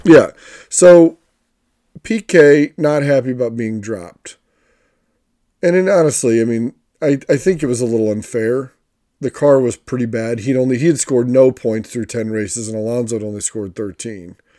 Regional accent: United States; an American fan

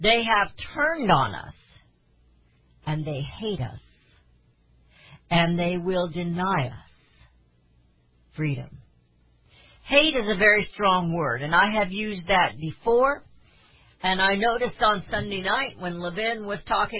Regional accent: Missouri, United States; I was born in Missouri, and I'm still in Missouri

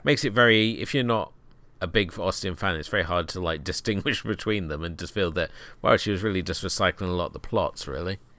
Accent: United Kingdom; being a Brit

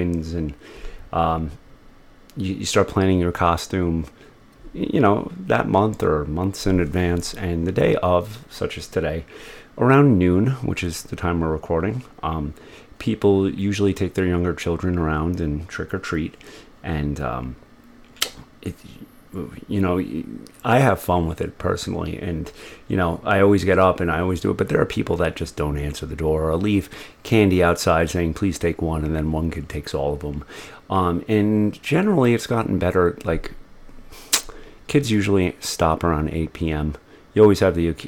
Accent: United States; As the American, I have to act like the American

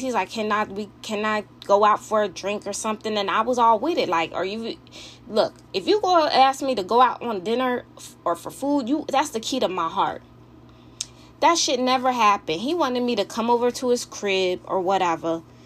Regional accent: Philadelphia, Pennsylvania, United States; I live in the outskirts of Philly, you know, I am from Philadelphia

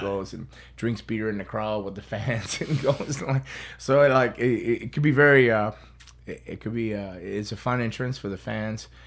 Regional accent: South Florida, United States; South Floridian, so I was born and raised here.

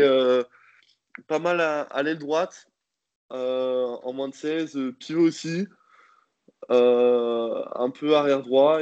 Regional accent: Rouen, Normandy, France; now in Nantes, France; je suis né à Rouen le 14 décembre 1999

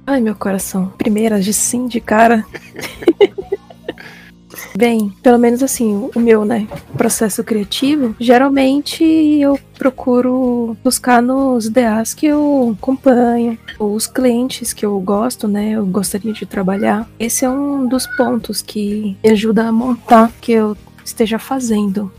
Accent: Manaus, Amazonas, Brazil; moved away as an adult; now in São Paulo, Brazil; sou de Manaus, mas fazem 10 anos que eu moro em São Paulo

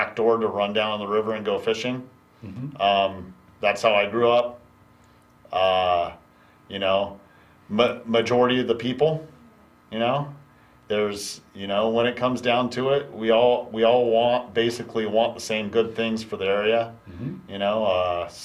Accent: Mokelumne Hill, California, United States; I grew up in Calaveras County, and that's been there since I was a child

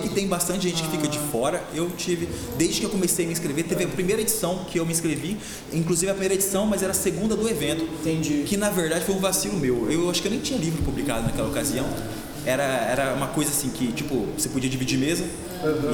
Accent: Porecatu, Paraná, Brazil; moved away as an adult; also born or lived in Apucarana / Londrina; now in Campo Mourão, Brazil; sou de Porecatu, região de, de Londrina ali cresci em Porecatu

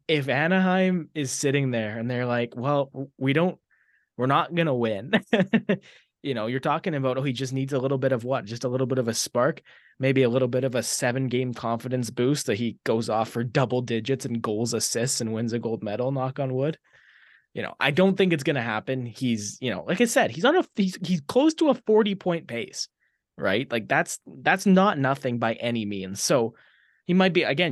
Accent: Maple Ridge, British Columbia, Canada; moved away as an adult; now in Red Deer, Canada; the same smallish city that I was born and raised in in in British Columbia, Maple Ridge.

